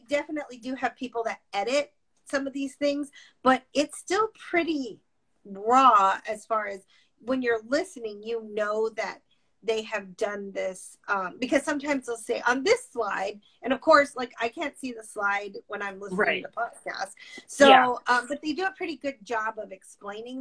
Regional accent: Tucson, Arizona, United States; I'm from Tucson

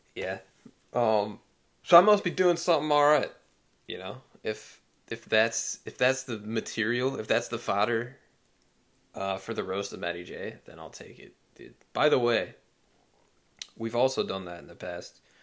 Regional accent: United States; as an American

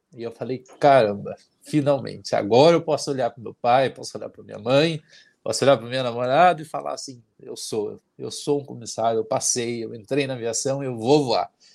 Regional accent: Santana do Itararé, Paraná, Brazil; moved away; Mas eu sou de Santana do Itararé, uma cidade que tem 5 mil habitantes.

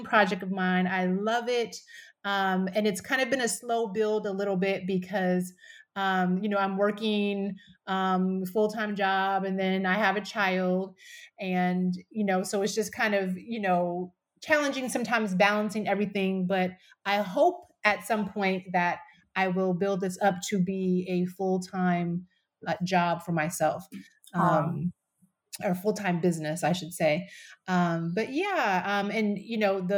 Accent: Alliance, Ohio, United States; also born or lived in California; now in Seattle area, United States; I grew up in Ohio, a really small town. It's about maybe 25,000, 30,000, called Alliance, Ohio

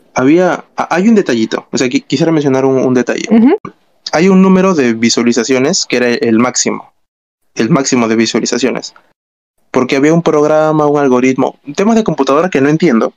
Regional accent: Callao, Peru; somos de Callao

